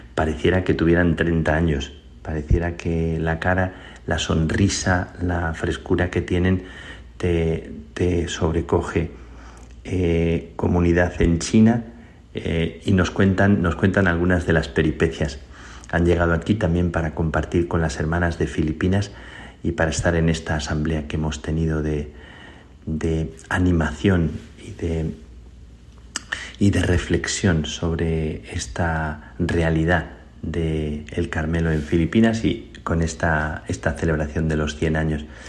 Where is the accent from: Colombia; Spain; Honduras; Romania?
Spain; soy español